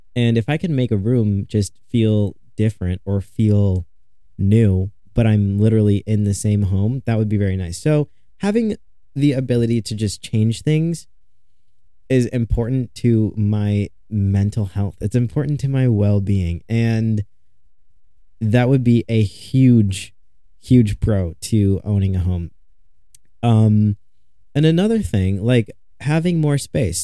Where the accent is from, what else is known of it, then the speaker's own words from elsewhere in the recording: Chicago area, Illinois, United States; I'm still in my hometown. I want to move downtown Chicago. It's not far, but I am still in my hometown.